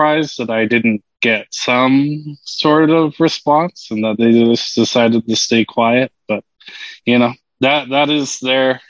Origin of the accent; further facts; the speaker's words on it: Vancouver Island, British Columbia, Canada; moved away as an adult; also born or lived in Edmonton; now in Regina, Canada; I had actually hail from Vancouver Island